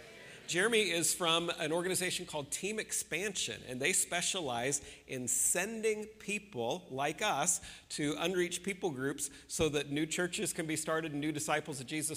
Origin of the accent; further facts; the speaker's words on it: near Peoria, Central Illinois, United States; moved away; They're currently living right near where I grew up in Central Illinois, near Peoria area, right? Yeah, so that's kind of right the roundabouts where I come from.